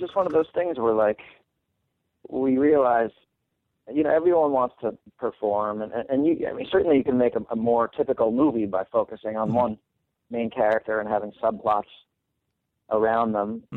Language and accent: English; New York City, New York, United States; I grew up in New York City, and I was one of the only three non-Jewish people at my high school